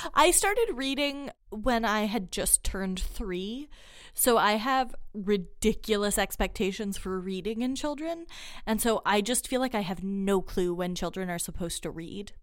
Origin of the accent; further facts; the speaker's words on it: United States; I am American